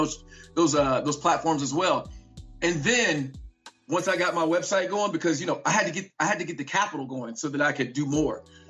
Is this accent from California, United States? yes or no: no; Vicksburg, Mississippi, United States; I was born in Vicksburg, Mississippi.